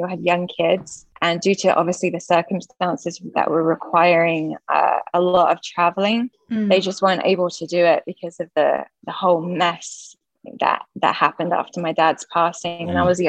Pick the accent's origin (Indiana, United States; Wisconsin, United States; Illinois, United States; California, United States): California, United States; Laguna Beach; born there; I was born at home in Laguna Beach in a pyramid.